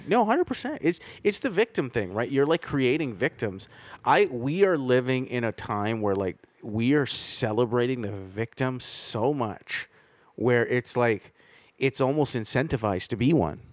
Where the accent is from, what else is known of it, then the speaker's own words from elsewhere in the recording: Canada; It's just this is what the country that I grew up in. Like I'm about as Canadian as the next kid.